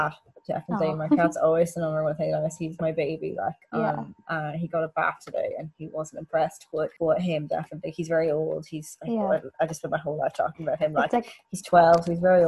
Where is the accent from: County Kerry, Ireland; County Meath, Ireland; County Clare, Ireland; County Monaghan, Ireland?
County Meath, Ireland; I said I was from Meath